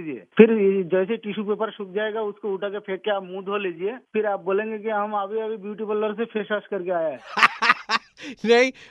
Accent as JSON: {"language": "Hindi", "region": "West Bengal", "country": "India", "moved": "yes", "lives_now": "Bangalore, India", "said": "से हूँ मैं बेंगलोर में रहता हूँ"}